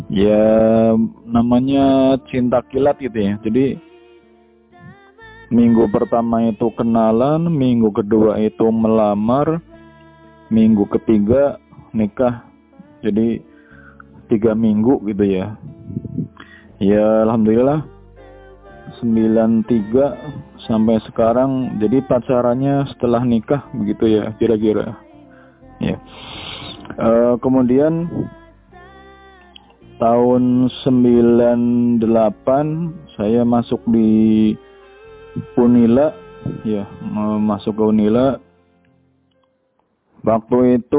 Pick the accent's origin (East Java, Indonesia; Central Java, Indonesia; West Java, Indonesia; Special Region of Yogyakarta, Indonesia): Central Java, Indonesia; Purwokerto; sekolah saya itu sekolah dari SD sampai SMA itu di Purwokerto, Jawa Tengah atau mungkin lebih dikenal dengan orang ngapak gitu ya atau penginyongan